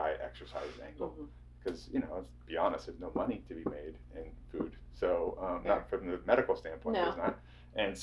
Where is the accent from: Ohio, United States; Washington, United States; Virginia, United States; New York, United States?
Ohio, United States; Fredericktown; I grew up in Fredericktown, Ohio